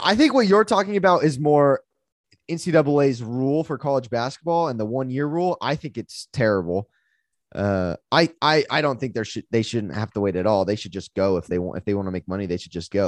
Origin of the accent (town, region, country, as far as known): United States